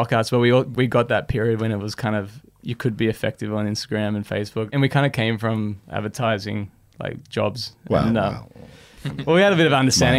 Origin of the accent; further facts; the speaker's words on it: Manly, New South Wales, Australia; I grew up in Manly